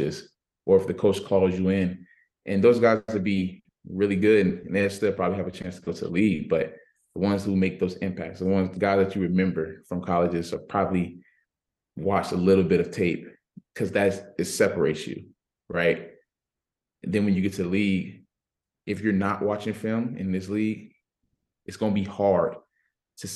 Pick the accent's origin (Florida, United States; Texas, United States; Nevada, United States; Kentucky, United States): Florida, United States; Miami; moved away; I'm from Miami, so I was able to go against guys almost every every week in high school football